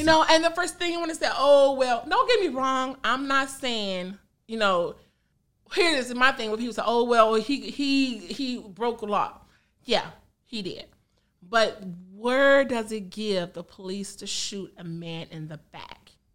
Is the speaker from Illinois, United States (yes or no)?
yes; Country Club Hills, Illinois, United States; also born or lived in Phoenix, Illinois / Harvey, Illinois; I'm from that hood. I'm from Country Club Hills